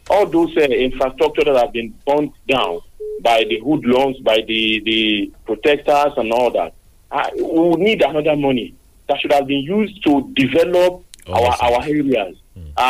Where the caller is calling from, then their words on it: Lagos, Nigeria; I'm calling you from Lagos.